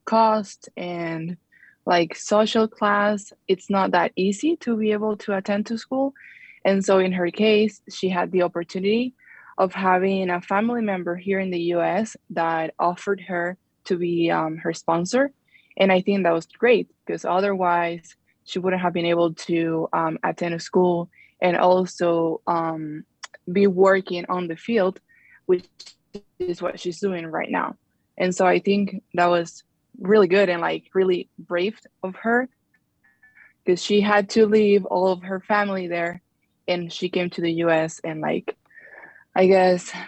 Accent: Venezuela; now in Utah, United States; I came from Venezuela

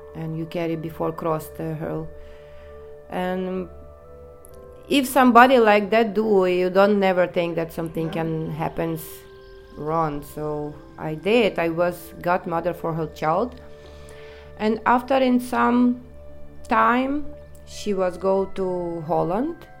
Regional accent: Ukraine; English is a second language; moved away as an adult; now in Netherlands; I come from Ukraine, but I'm not going to say exactly the place where I come from, but yeah, I come from Ukraine.

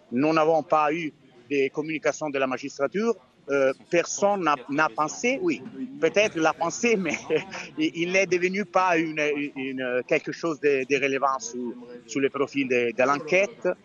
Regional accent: Italy; French is a second language; je suis italien

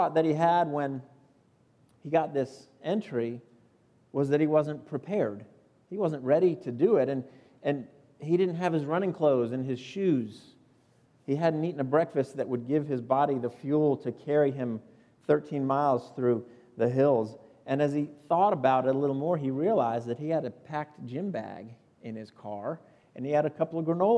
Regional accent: South Florida, United States; moved away as an adult; now in Upstate South Carolina, United States; I grew up in South Florida.

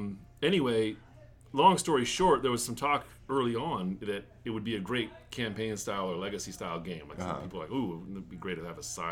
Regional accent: Boise, Idaho, United States; moved away as an adult; also born or lived in Japan / Colorado; So I was born and raised in Boise, Idaho, and then after college, I taught English in Japan for a year and then after returning from that, I moved to Colorado, lived there for about 10 years, and just moved out here.

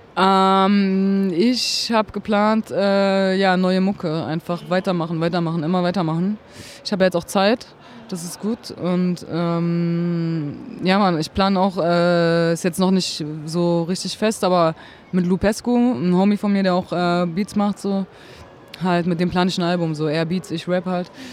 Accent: Berlin, Germany; Ich bin halt in Berlin geboren, so, habe halt immer da gelebt, also nie woanders

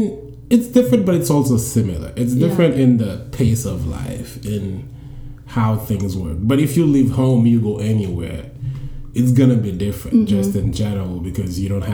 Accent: Haiti; English is a second language; moved away as an adult; now in New York City, United States; I'm Haitian. That's where I'm from. I've been in the States for 8 years. So I moved over here in 2008.

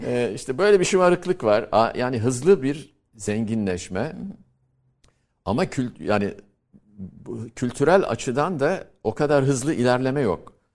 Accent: Antakya, Hatay, Turkey; moved away as an adult; Ben tabii küçük bir şehirde doğdum, büyüdüm, büyütüldüm. Orada okudum Antakya'da

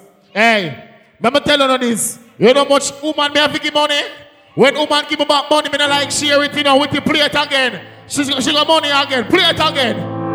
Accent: Jamaica; As a Jamaican, we are forward from nothing to something.

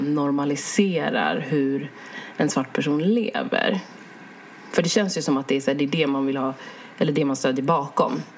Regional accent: Sweden; jag är född i Sverige men mina föräldrar de har sina rötter i Uganda

